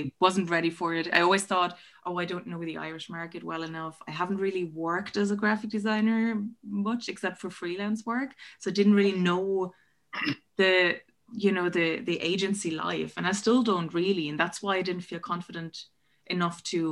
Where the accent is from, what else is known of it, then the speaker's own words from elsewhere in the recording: Germany; moved away as an adult; now in Ireland; I'm originally from Germany. So I did my undergrads in Berlin